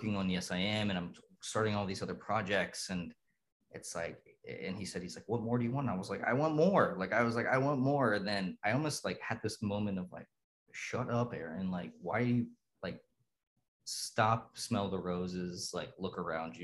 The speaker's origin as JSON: {"language": "English", "town": "Dayton", "region": "Ohio", "country": "United States", "tie": "born or raised there", "said": "I grew up in Dayton, Ohio in the 80s"}